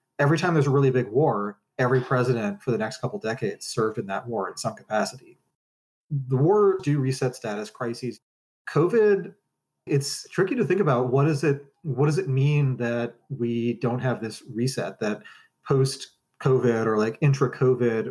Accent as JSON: {"language": "English", "country": "United States", "said": "as an American"}